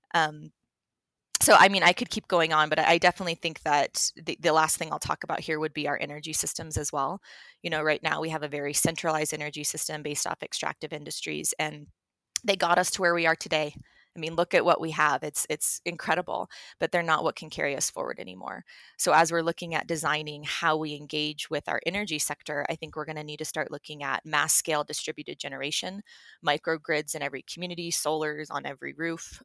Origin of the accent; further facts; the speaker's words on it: Telluride, Colorado, United States; moved away as an adult; also born or lived in Hawaii; now in Denver, United States; I am a Colorado native. I was born and raised in Telluride